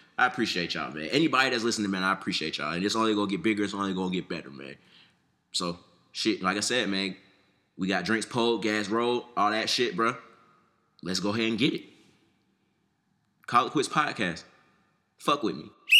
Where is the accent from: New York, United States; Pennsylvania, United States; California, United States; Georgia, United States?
Georgia, United States; Atlanta; also born or lived in Ohio; I don't necessarily sound like an Atlanta nigga, I'm from Atlanta. I done been here since I was, what, about 4 or 5 years old